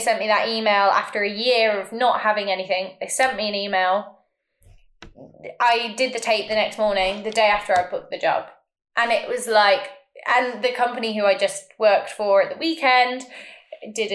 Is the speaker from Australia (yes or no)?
no; United Kingdom; we as British